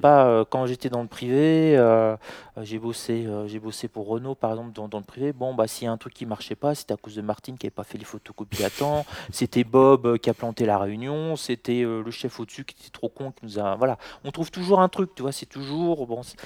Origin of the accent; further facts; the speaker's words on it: France; je suis né en France